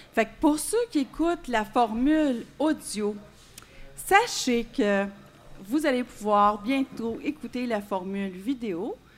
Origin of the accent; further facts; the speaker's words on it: Quebec, Canada; nous, les Québécois